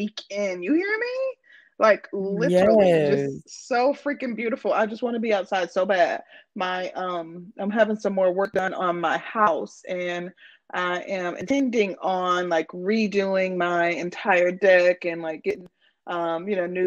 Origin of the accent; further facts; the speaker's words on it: Midwest, United States; I'm from the Midwest